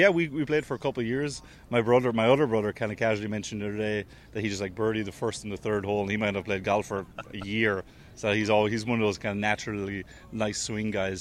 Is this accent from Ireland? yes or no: yes; Waterford, Munster, Ireland; I'm obviously down from Waterford